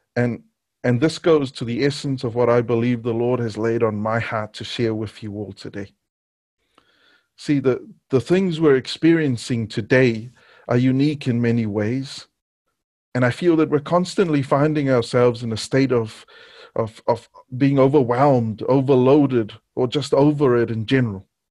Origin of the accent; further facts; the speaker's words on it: Niue; Growing up in Niue, the news came on once a day and there was no T V.